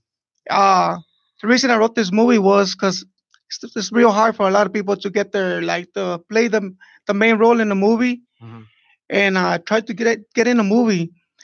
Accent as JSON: {"language": "English", "town": "Chicago", "region": "Illinois", "country": "United States", "said": "I'm from Chicago."}